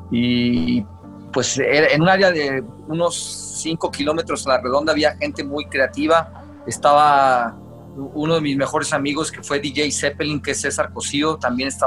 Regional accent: Guadalajara, Jalisco, Mexico; born or raised there

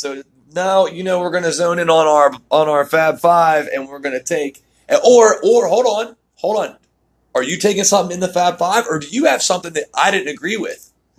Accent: West Virginia, United States; I'm going back to my home state, too.

